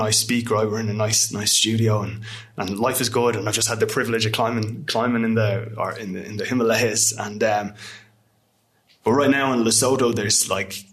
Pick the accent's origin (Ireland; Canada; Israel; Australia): Ireland; as Irish people